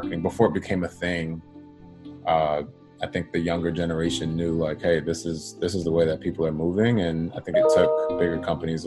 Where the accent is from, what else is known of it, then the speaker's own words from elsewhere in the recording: Boston, Massachusetts, United States; moved away as an adult; now in Los Angeles, United States; born and raised in Boston. My family is from Jamaica, first generation. And I live in LA now